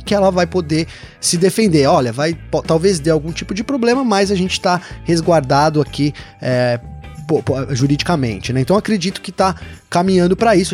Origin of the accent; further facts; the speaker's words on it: Brazil; eu como brasileiro aqui